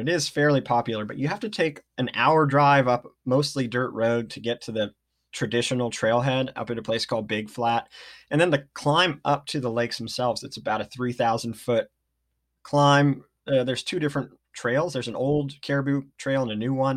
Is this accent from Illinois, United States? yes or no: no; Redding, California, United States; now in Ashland, United States; I grew up in Redding, California